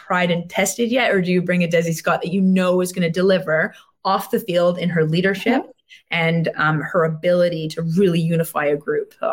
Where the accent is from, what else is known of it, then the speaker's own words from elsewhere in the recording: Montreal, Quebec, Canada; in Montreal, my hometown